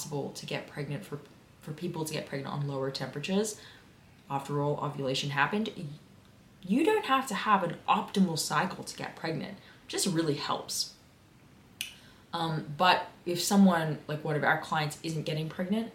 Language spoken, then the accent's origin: English; Sydney, New South Wales, Australia; I am from Sydney. I am from the Illawarra area, specifically Peakhurst. I grew up in Peakhurst